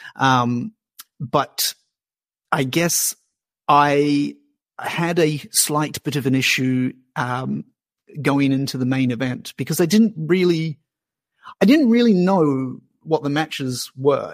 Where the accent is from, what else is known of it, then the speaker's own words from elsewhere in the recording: New Zealand; now in Australia; I'm a Kiwi